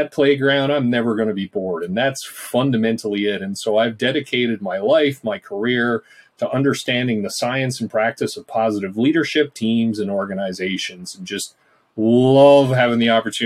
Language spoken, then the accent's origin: English; Newfoundland and Labrador, Canada; moved away; I'm from Newfoundland originally, so shout out to the East Coast and the Rock. And growing up, did my undergrad in psychology at Memorial.